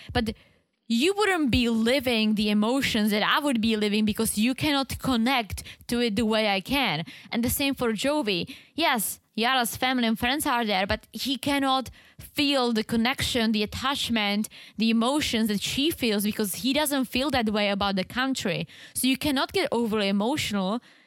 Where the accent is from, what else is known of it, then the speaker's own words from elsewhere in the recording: Czechia; English is a second language; moved away; I'm from the Czech Republic